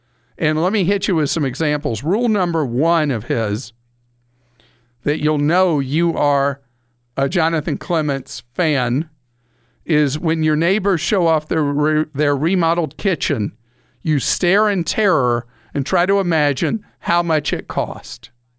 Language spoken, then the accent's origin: English; United Kingdom; explaining things in, well, as close to simple English as a Brit can speak.